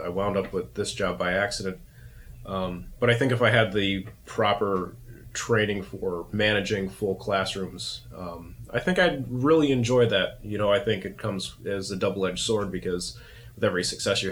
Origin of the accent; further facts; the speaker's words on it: Taylor, Pennsylvania, United States; moved away; I'm originally from Scranton, Pennsylvania, actually Taylor, Pennsylvania, which is right next door